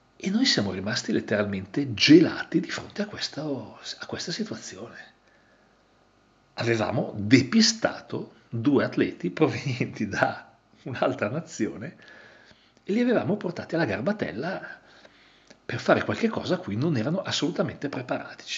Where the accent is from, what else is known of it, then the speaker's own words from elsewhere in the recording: Italy; io vengo, vengo dall'Italia